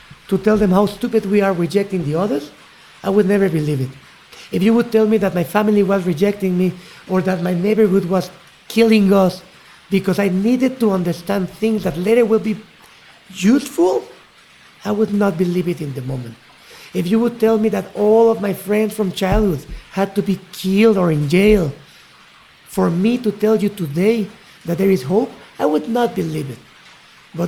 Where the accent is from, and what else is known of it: Mexico City, Mexico; born or raised there; also born or lived in Chiapas